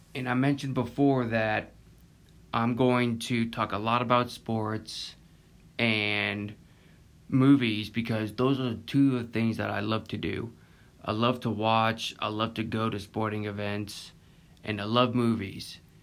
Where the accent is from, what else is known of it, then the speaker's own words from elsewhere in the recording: Pensacola, Florida, United States; also born or lived in Pace, Florida; I was born in Pensacola, Florida, and I live in Pace, Florida, just a couple minutes away from Pensacola